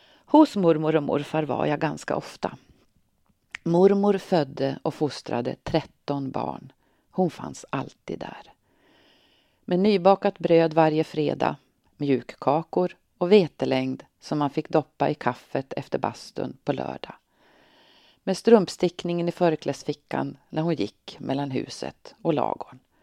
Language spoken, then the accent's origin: Swedish; Tornedalen, Norrbotten County, Sweden; now in Örnsköldsvik, Sweden; den lilla by i Tornedalen där jag växte upp